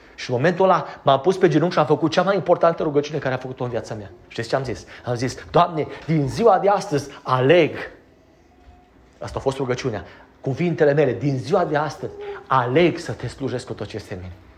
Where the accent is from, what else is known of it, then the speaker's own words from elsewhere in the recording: Romania; Noi suntem din România